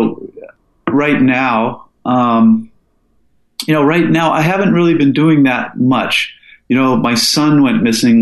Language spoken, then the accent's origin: English; Falls Church, Virginia, United States; moved away as an adult; also born or lived in Seattle, Washington; now in Alaska, United States; I moved to the East Coast with my dad and mom as a kid, and I went to high school in Falls Church inside of the Beltway near D.C.